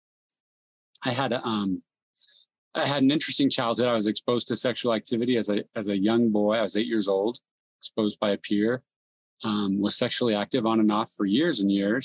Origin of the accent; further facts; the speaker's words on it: San Jose, California, United States; also born or lived in South America; I was born and raised in San Jose, California, youngest of four kids